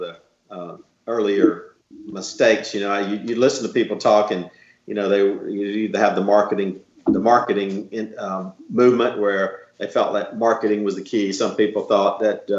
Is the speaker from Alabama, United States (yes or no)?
yes; Dothan, Alabama, United States; I'm from Dothan, Alabama